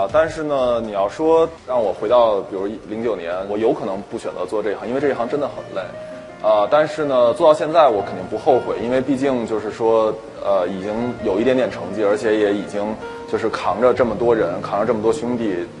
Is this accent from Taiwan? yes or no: no; China; 我给他拿护照看，我我中国人，然后我是个学生